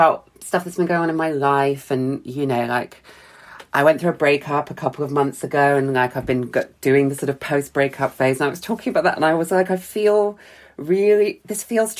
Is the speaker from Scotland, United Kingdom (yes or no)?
no; Bristol, South West England, United Kingdom; also born or lived in London; Even though I grew up in Bristol, I didn't have any friends here anymore.